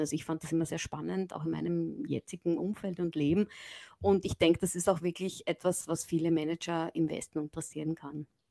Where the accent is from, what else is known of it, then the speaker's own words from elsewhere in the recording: Graz, Styria, Austria; moved away as an adult; now in Japan; ich komme aus Graz ursprünglich